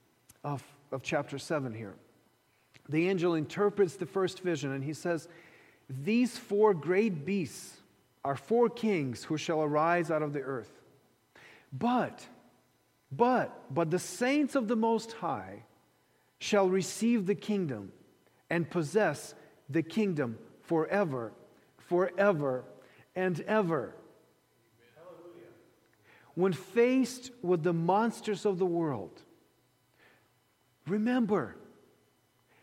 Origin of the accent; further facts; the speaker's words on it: Ukraine; moved away; Growing up in the Soviet Ukraine